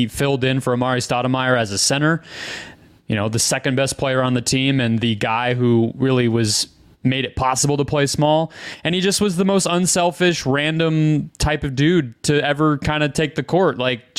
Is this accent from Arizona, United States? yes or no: yes; Phoenix, Arizona, United States; Born and raised in Phoenix